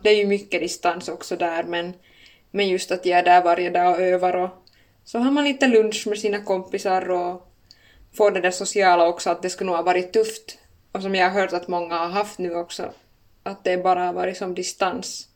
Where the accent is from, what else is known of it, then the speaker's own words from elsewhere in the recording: Finland; accent: Finland-Swedish; first language Swedish; moved away as an adult; now in Stockholm, Sweden; som ni hör så håller jag nog ganska bestämt fast vid min finlandssvenska